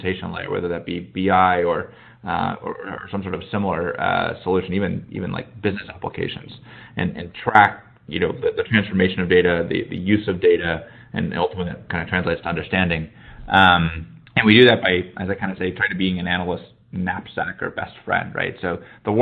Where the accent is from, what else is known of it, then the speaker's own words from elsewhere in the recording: Indianapolis, Indiana, United States; moved away as an adult; also born or lived in Chicago, United States; now in Silicon Valley, United States; originally from Indianapolis